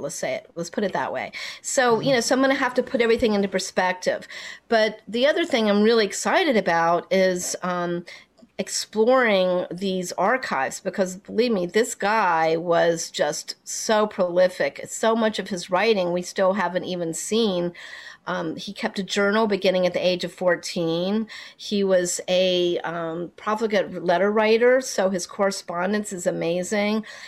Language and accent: English; North Carolina, United States; my teenage years, growing up in North Carolina